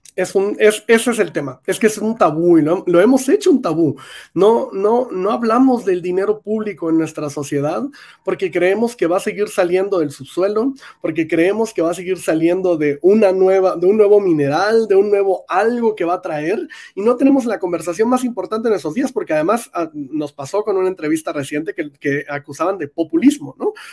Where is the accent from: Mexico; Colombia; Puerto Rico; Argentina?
Mexico